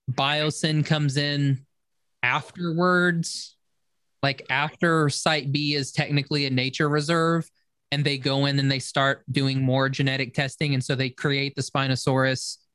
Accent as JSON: {"language": "English", "town": "Muskogee", "region": "Oklahoma", "country": "United States", "said": "I'm from Muskogee, so please don't."}